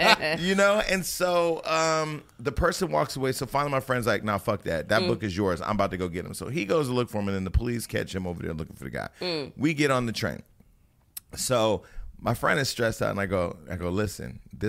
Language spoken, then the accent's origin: English; West Coast, United States; I'm from the West Coast where we don't take the train.